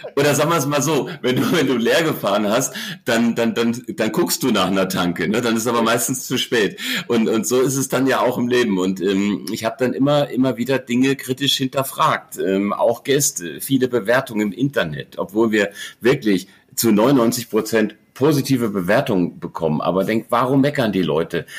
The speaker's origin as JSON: {"language": "German", "country": "Germany", "tie": "born or raised there", "also_born_or_lived": "Heidelberg", "said": "ich bin ähm, typisches Wirtshauskind, im, im Wirtshaus äh, aufgewachsen, groß geworden, ähm, am, am Ende der Welt in der Rhön"}